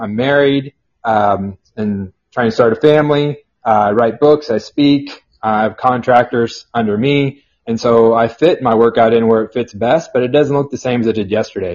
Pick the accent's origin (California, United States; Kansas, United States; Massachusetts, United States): Kansas, United States; Burlington; now in Overland Park, United States; I'm from a small town about an hour and a half south of here in Burlington, Kansas.